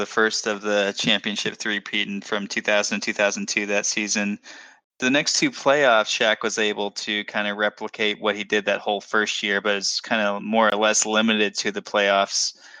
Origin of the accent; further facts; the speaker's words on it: Dallas, Texas, United States; I'm actually born and raised in Dallas